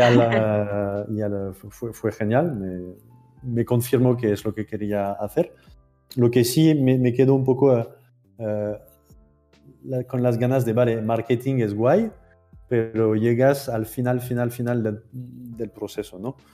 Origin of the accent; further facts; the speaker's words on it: France; accent: French; Spanish is a second language; moved away as an adult; now in Barcelona, Spain; siento por antelación mi terrible acento francés. Llevo. Llevo 10 años aquí